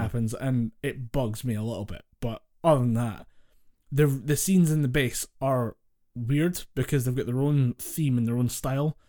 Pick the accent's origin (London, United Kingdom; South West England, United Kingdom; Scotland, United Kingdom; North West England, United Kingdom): Scotland, United Kingdom; we're Scottish